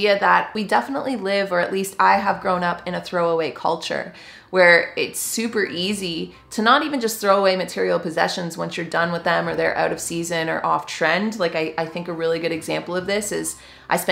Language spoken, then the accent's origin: English; Canada; I am just a Canadian gal